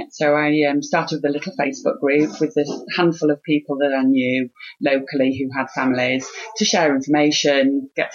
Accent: Harrogate, Yorkshire and the Humber, United Kingdom; moved away as an adult; I'd moved back to my hometown of Harrogate

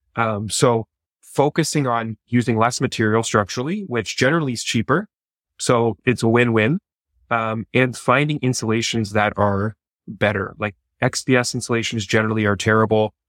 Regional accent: Canada; I'm a Canadian

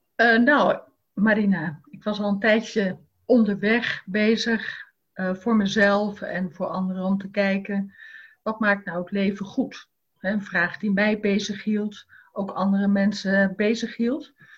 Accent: Rotterdam, South Holland, Netherlands; voor mij als Rotterdammer

